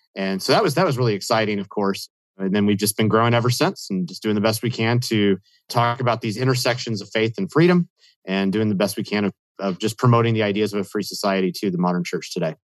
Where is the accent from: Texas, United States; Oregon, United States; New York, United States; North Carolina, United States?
Texas, United States; Austin; I grew up in Austin, Texas